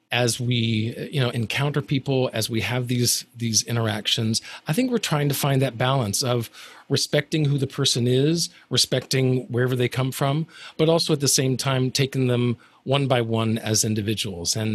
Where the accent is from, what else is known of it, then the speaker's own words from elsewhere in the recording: Alabama, United States; I'm from Alabama, so whenever I go back to Alabama, if I've been there a few days or, or, or I'm around my family, then it can start to come out a little bit.